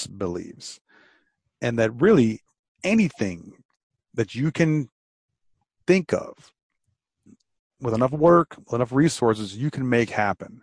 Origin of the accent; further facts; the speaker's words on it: Detroit, Michigan, United States; I'm from Detroit, and we had the Renaissance Center